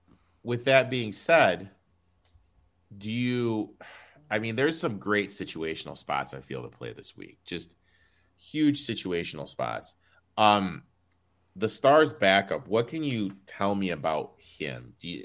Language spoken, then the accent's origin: English; Michigan, United States; I'm from Michigan